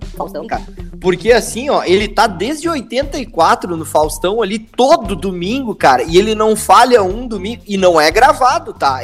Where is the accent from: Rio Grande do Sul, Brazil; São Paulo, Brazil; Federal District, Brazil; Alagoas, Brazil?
Rio Grande do Sul, Brazil; Estrela; eu nasci em Estrela